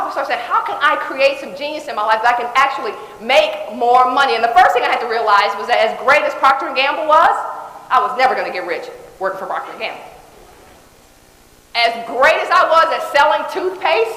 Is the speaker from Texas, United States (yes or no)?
yes; Dallas, Texas, United States; I was born in Dallas Projects. I didn't live there, so I don't have a real, you know, big memory of what it was like to be there, but I heard it was fun. I heard it was great. Right, close knits, I mean, everybody's around, all that great stuff. We moved to a place called Oak Cliff when I was 3 years old.